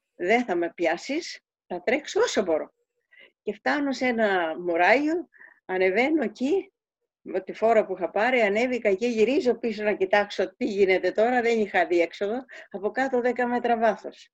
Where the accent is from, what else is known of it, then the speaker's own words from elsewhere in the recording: Kefalonia, Ionian Islands, Greece; moved away; also born or lived in Switzerland; Φεύγω από την κεφαλονιά